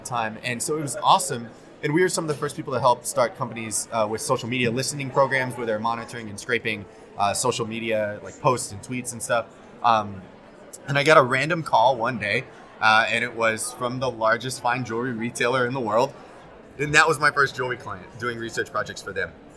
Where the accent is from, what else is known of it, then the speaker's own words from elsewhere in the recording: Arlington, Texas, United States; also born or lived in South Korea; now in New York, United States; Lived, grew up in Arlington, Texas